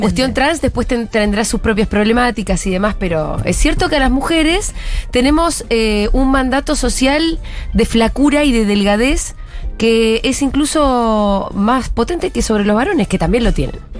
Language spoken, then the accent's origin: Spanish; Argentina; como argentina